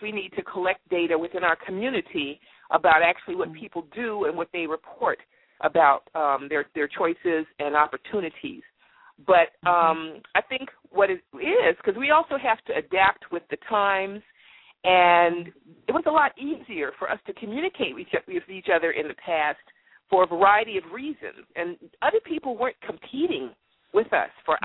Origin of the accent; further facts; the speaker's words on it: Washington, District of Columbia, United States; I'm from Washington. I am in Washington D.C. I'm a native Washingtonian